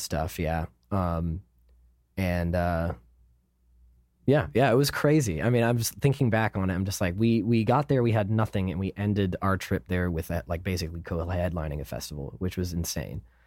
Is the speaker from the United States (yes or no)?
yes; United States; we're American